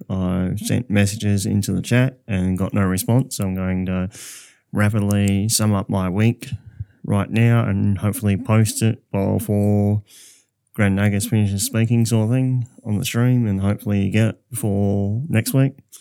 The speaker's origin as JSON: {"language": "English", "town": "Southern Cross", "region": "Western Australia", "country": "Australia", "tie": "born or raised there", "said": "Southern Cross was, my hometown"}